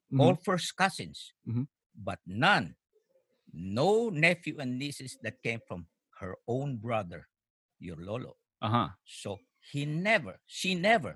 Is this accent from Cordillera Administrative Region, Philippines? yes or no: no; Quezon City, Metro Manila, Philippines; moved away; also born or lived in Iloilo; I was born in Quezon City, 42